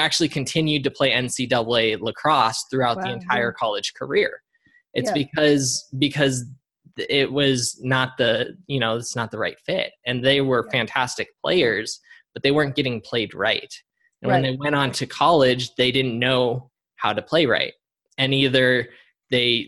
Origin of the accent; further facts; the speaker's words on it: Colorado, United States; moved away as an adult; my home state of Colorado.